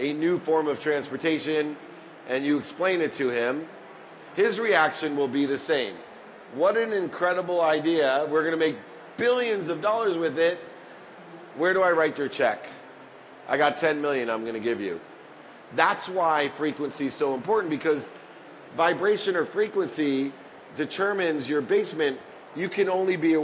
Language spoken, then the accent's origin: English; Akron, Ohio, United States; I was born in Akron, Ohio, in the projects